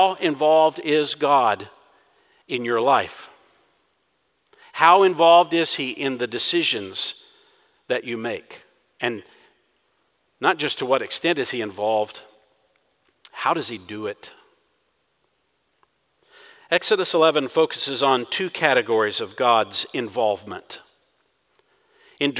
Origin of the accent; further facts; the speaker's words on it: Texas, United States; being a Texan